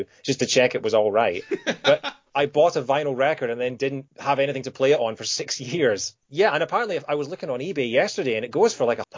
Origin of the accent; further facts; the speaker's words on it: Scotland, United Kingdom; moved away as an adult; also born or lived in Kent; I just moved away from home. I moved from Scotland down to Kent, so I was 400 miles away from home.